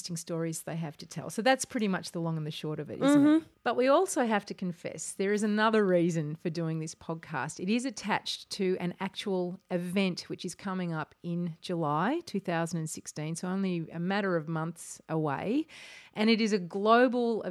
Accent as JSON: {"language": "English", "country": "Australia", "moved": "yes", "lives_now": "Berlin, Germany", "said": "we're two Australian Wahlberlinerinnen"}